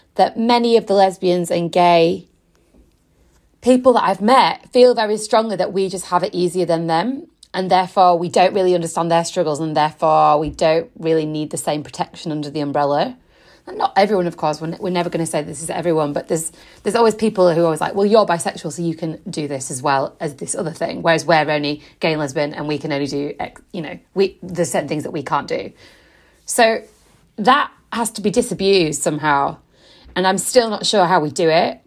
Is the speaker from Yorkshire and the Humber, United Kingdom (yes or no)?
yes; Yorkshire and the Humber, United Kingdom; now in London, United Kingdom; I'm originally from West Yorkshire